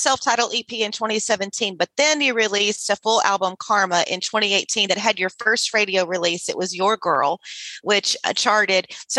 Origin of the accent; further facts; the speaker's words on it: Sealy, Texas, United States; I'm a Sealy girl. My hometown and my roots are in Sealy in Austin County